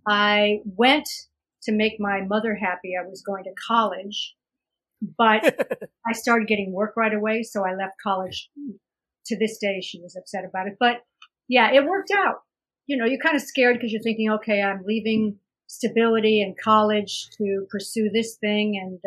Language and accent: English; New York, United States; And I'm just a New Yorker. I'm an East Coast girl.